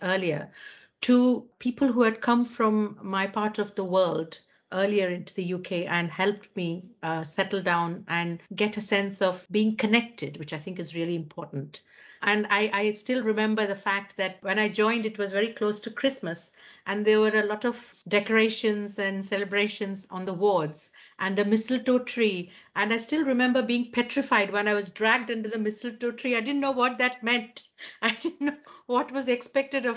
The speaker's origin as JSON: {"language": "English", "town": "Mumbai", "region": "Maharashtra", "country": "India", "tie": "born or raised there", "also_born_or_lived": "South India", "moved": "as an adult", "lives_now": "United Kingdom", "said": "I'm originally from South India, but grew up in Mumbai"}